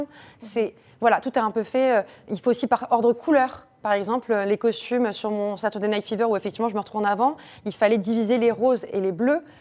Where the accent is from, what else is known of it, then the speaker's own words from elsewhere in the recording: Paris, Île-de-France, France; je suis parisienne